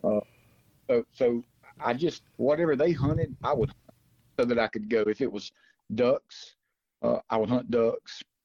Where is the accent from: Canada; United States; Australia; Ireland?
United States; Pontotoc, Mississippi; also born or lived in Memphis, Tennessee; now in Byhalia, United States; I'm actually from uh, Pontotoc, Mississippi